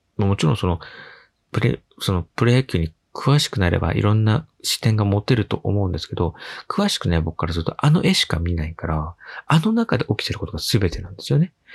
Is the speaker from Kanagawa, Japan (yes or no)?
yes; Yokohama, Kanagawa, Japan; 地元横浜のクラブである横浜 F マリノスのサポーター